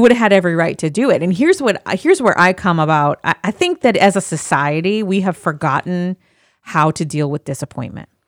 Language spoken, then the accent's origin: English; Midwest, United States; moved away; I grew up in the Midwest